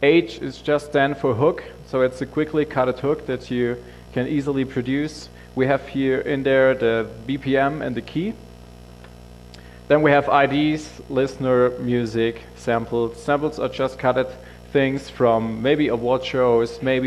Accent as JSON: {"language": "English", "country": "Germany", "said": "I'm from the German office, so I'm from Germany."}